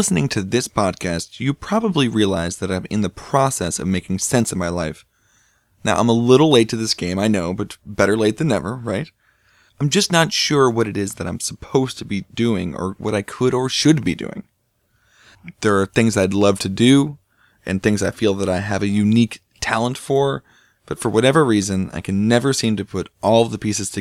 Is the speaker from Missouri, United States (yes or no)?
yes; St. Louis, Missouri, United States; I'm from St. Louis